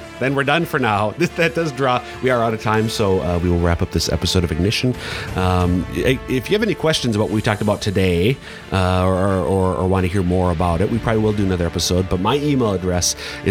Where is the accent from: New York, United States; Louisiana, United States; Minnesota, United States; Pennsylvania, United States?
Minnesota, United States; moved away; Minnesota? My home state.